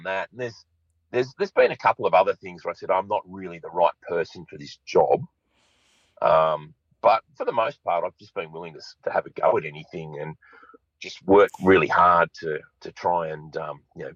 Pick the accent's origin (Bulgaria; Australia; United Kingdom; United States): Australia; Sydney, New South Wales; I grew up in Sydney's North.